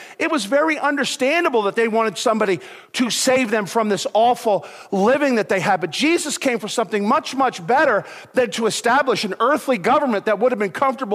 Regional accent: United States; I'm an American

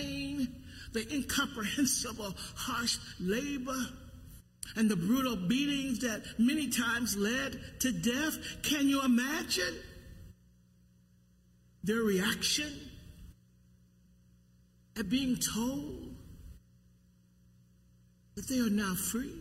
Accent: the South, United States; as a young person growing up in the South

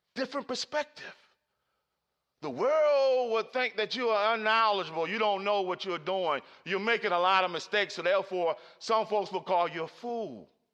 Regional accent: Baltimore, Maryland, United States; Growing up in Cherry Hill, Baltimore City

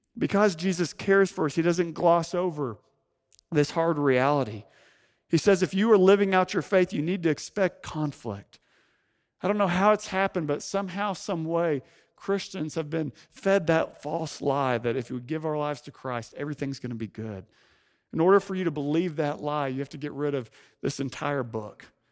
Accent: Fayetteville, Arkansas, United States; moved away as an adult; also born or lived in San Francisco Bay Area; now in San Francisco, United States; for most of my life, before moving to the Bay Area, home was the Ozark Mountains of Northwest Arkansas

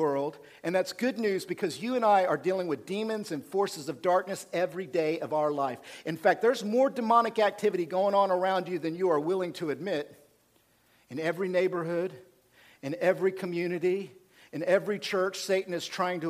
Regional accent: Oklahoma, United States; We, from Oklahoma

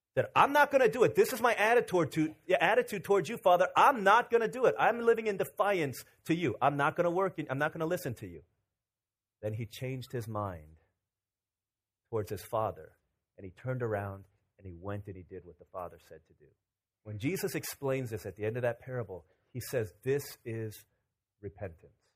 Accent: Virginia, United States; 12, 13 years old in Virginia

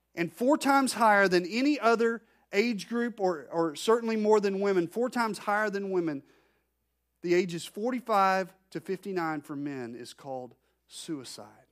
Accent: Arkansas, United States; I'm from Arkansas

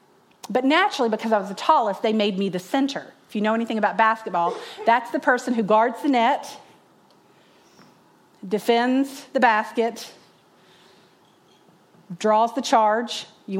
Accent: North Carolina, United States; growing up in North Carolina in the 80s, 1983

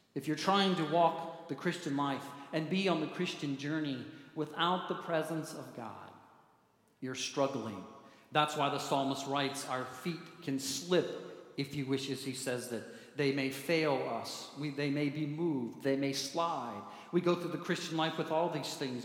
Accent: Manitou Springs, Colorado, United States; I grew up near Manitou Springs, right down the street, Garden of the Gods

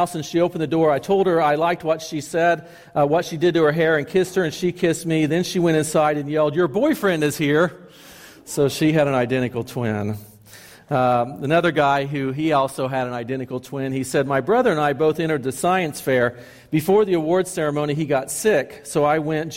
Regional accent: Chattanooga, Tennessee, United States; when I was growing up in Chattanooga

